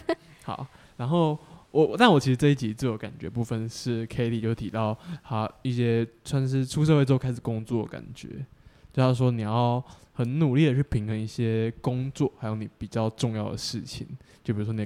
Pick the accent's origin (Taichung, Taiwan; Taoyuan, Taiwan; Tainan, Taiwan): Tainan, Taiwan; now in Taipei, Taiwan; 不是台北人啊，我台南人啊。